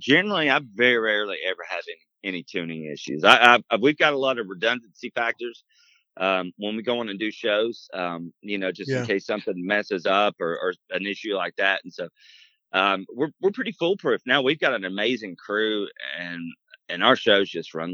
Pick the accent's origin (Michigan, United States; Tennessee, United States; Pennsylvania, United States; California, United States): Tennessee, United States; Chattanooga; moved away as an adult; also born or lived in Nashville; I moved from Chattanooga right after high school, literally about 6 months after we graduated